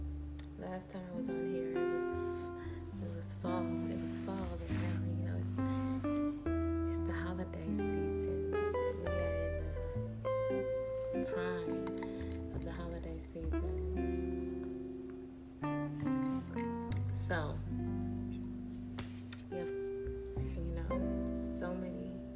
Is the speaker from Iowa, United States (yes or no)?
no; Arkansas, United States; moved away; I'm originally from Arkansas. Yeah, I was bred in Arkansas, Four City, Arkansas